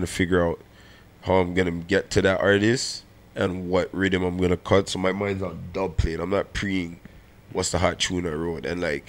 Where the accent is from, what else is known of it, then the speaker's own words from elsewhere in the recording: Alabama, United States; cause like I grew up in Alabama.